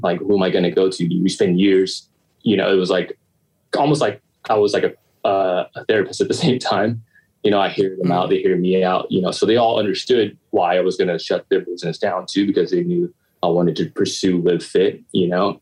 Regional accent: Long Beach, California, United States; I was born and raised, uh, yeah, born and raised in Long Beach um, on the east side

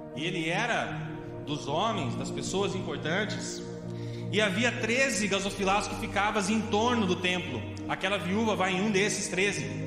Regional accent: Piracicaba, São Paulo, Brazil; moved away as an adult; also born or lived in Avaré; quando eu saí de Piracicaba

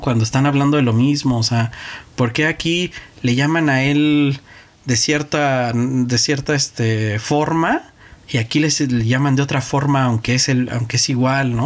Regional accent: Mexico; Yo como mexicano

